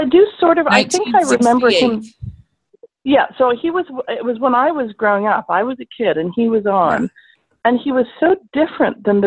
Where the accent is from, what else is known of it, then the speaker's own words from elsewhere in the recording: Canada; I'm Canadian too